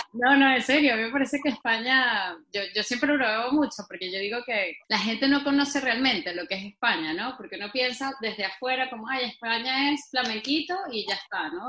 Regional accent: Venezuela; moved away as an adult; now in Spain; soy venezolana y no, no entra en mi ADN pronunciar

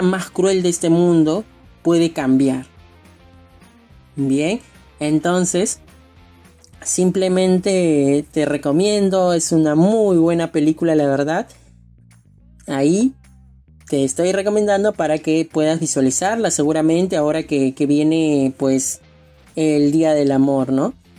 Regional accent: Lima, Peru; yo soy de Lima, Perú

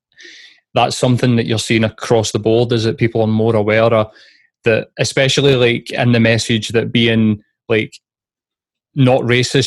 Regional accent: Glasgow, Scotland, United Kingdom; I grew up in the East End of Glasgow with Matt. Matt grew up in Audrey, and I grew up in Carntyne

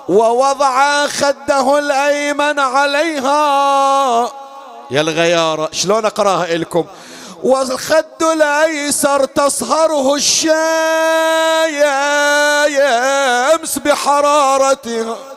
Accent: Bahrain; يا علي أنا من البحرين وانت بالنجف وتسمع صوتي

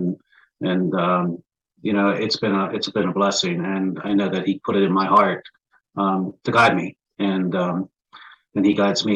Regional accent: Pennsylvania, United States; I'm from Pennsylvania, near Pittsburgh, Pennsylvania. I actually grew up in a small coal mining town, probably about 40 miles east of Pittsburgh.

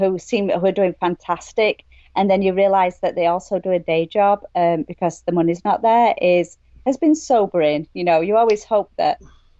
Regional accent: England, United Kingdom; moved away as an adult; now in Maine, United States; I'm from England

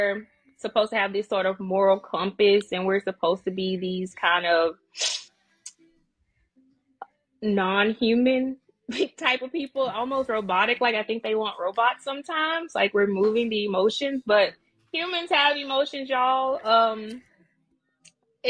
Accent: Natchez, Mississippi, United States; moved away; Mississippi. Small town Mississippi. Natchez.

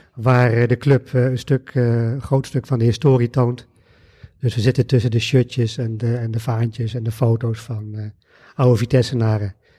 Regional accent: Arnhem, Gelderland, Netherlands; Ik ben geboren en getogen in Arnhem.

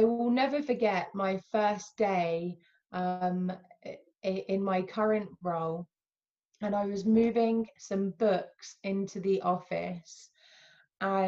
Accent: United Kingdom; also born or lived in Alabama, United States; I would identify as dual heritage. So I am British, Palestinian

